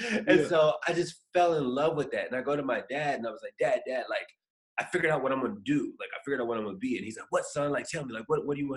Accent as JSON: {"language": "English", "region": "Indiana", "country": "United States", "tie": "born or raised there", "said": "I'm from Indiana, this little small little, you know, farm town."}